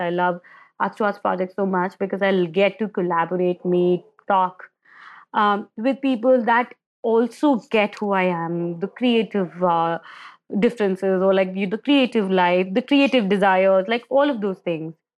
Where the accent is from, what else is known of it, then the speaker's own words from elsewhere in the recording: Agra, Uttar Pradesh, India; I'm born and brought up in India, And I, I was born in Agra, which is the city of Taj, Taj Mahal.